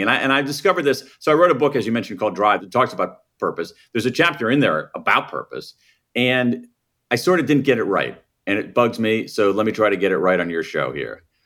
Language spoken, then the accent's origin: English; Columbus, Ohio, United States; moved away as an adult; I grew up in Columbus, Ohio, the American Midwest